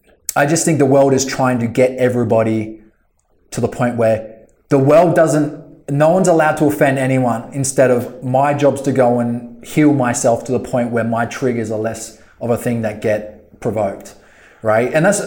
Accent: Australia; Well, again, we're Australian, so I mean

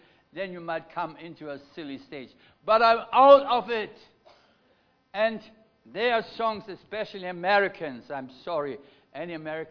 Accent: Germany; accent: German; English is a second language; now in Melbourne, Australia; I come from Germany. You have picked it already on my accent, haven't you? Anybody not picked it that I'm a German?

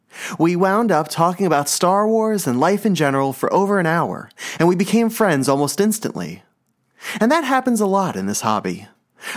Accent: New Jersey, United States; And since Kyle lives in Ohio and I'm from New Jersey

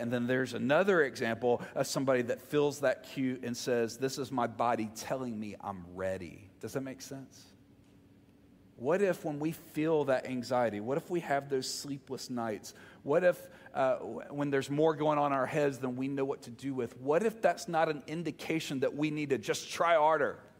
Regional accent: the South, United States; you can tell I'm from the South

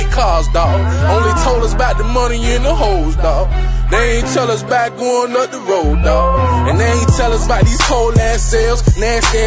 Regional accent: Miami, Florida, United States; I'm from Miami, Florida

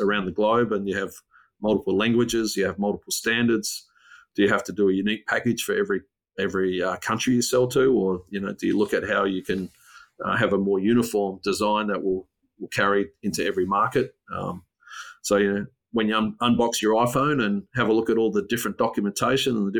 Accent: Port Augusta, South Australia, Australia; also born or lived in Whyalla; now in Adelaide, Australia; I grew up in the bush. So I grew up in Port Augusta

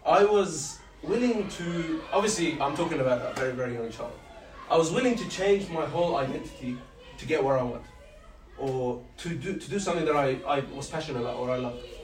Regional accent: Egypt; also born or lived in Jordan; Growing up in Egypt, and just remember I said that in Jordan I was growing up around all Muslims.

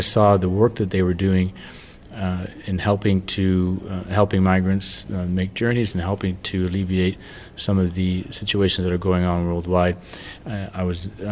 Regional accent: Canada; moved away; I'm from Canada

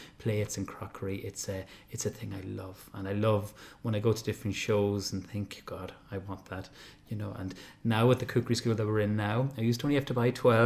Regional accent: Ireland; we're very lucky as Irish people

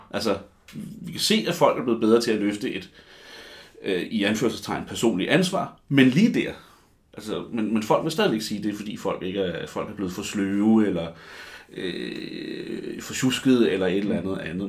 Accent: Copenhagen, Capital Region of Denmark, Denmark; jeg er sådan en rigtig københavner

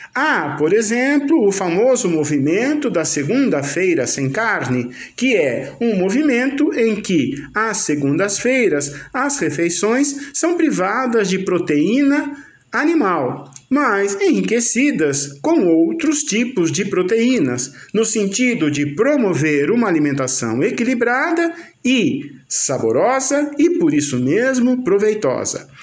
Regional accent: Brazil; nossa identidade como brasileiros

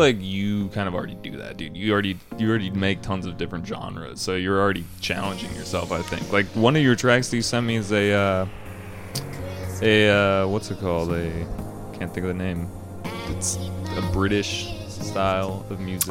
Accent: Chicago, Illinois, United States; I'm from Chicago

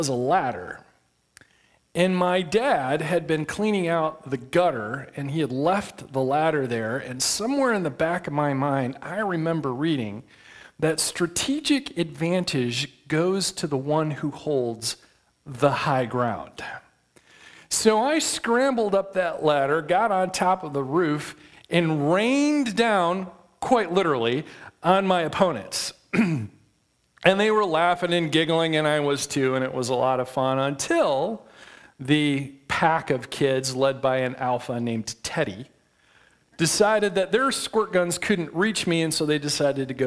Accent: west side of Michigan, United States; I grew up in Michigan, on the west side of Michigan, not too far from the Big Lake

